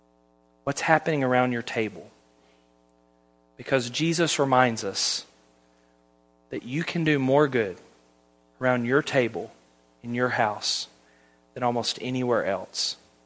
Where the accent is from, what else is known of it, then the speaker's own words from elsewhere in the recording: the South, United States; The Millers are from California. We're from the South.